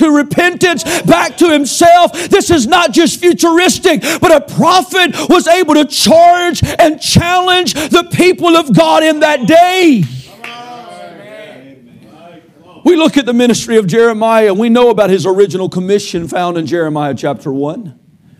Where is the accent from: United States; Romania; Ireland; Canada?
United States; I'm an American, but I'm a Christian first